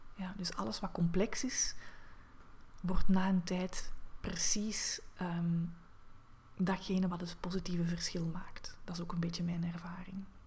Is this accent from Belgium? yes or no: yes; Diest, Flanders, Belgium; now in Antwerp, Belgium; Ik ben oorspronkelijk geboren in Diest, in België, ehm, tegen Limburg aan, ehm, maar ik woon ondertussen al vijftien jaar in Antwerpen